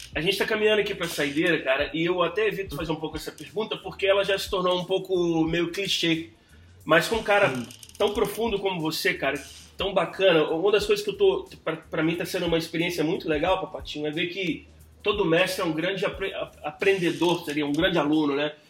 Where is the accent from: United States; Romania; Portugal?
United States; New York; moved away; also born or lived in Belo Horizonte, Brazil; eu cresci em Nova York, né, cara? Mas assim, eu tenho... Nasci em BH, em Belo Horizonte. Uhum. Morei lá cinco anos agora, recente, adulto já